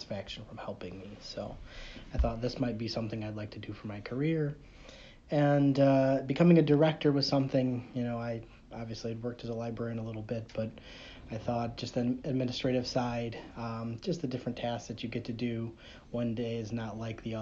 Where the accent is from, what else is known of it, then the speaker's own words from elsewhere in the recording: Nichols, New York, United States; also born or lived in Oswego, New York / Buffalo, New York; I'm originally from the Southern Tier. I grew up in the town of Nichols, just a little bit away from here, from Endicott